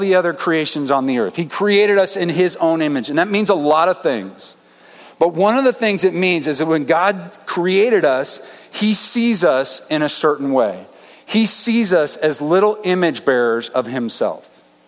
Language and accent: English; Denver, Colorado, United States; I grew up in Denver